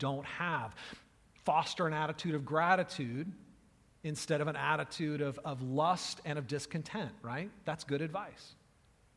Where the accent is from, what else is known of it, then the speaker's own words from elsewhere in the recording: United States; I'm an American